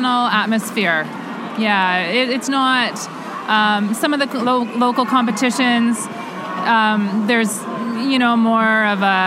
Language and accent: English; Canada; as a Canadian kettlebell lifter